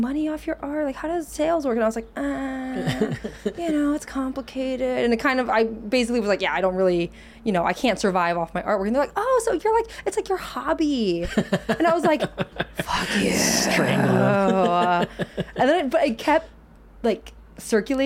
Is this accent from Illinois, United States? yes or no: yes; Illinois, United States; also born or lived in Beijing, China / Pittsburgh; moved with my mom to Illinois. And so that's where I mostly grew up. Midwest